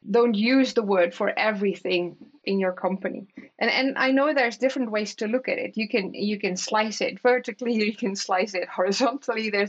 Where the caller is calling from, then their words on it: Aalsmeer, North Holland, Netherlands; English is a second language; I'm based in in Aalsmeer. I'm joining you from Aalsmeer, which is my which is where my home is at.